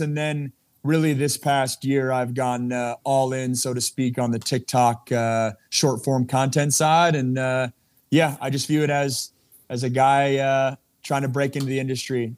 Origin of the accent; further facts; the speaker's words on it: Seattle, Washington, United States; moved away as an adult; also born or lived in Los Angeles / Pittsburgh; it's been about a decade since I've lived in, uh, lived in Seattle